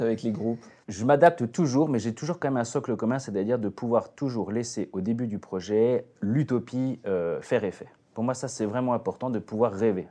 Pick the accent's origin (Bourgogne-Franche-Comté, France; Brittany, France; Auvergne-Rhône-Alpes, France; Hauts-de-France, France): Bourgogne-Franche-Comté, France; Côte-d'Or; je suis plutôt originaire de, la Côte d'Or